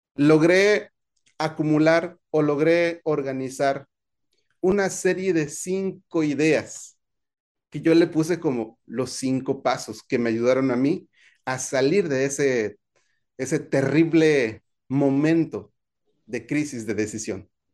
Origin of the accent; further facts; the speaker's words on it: Veracruz, Mexico; moved away as an adult; also born or lived in Nuevo León / Tamaulipas; A los 18, años, años, salí de mi pueblo natal